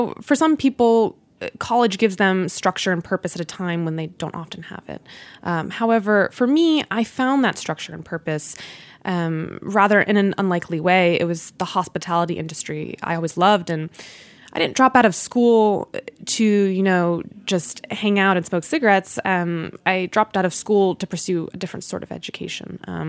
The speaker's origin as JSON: {"language": "English", "town": "Washington", "region": "District of Columbia", "country": "United States", "tie": "born there", "also_born_or_lived": "Virginia / New Jersey", "lives_now": "New York, United States", "said": "I was born in Washington, D.C., around Silver Spring, Maryland, and then we moved to Virginia, and then to New Jersey, and then later I moved to New York."}